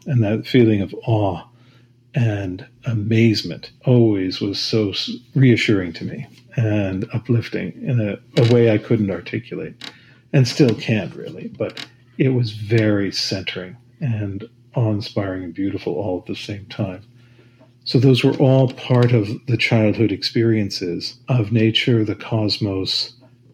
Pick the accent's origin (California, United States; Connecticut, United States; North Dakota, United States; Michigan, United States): Connecticut, United States; Stamford; I grew up in Stamford, Connecticut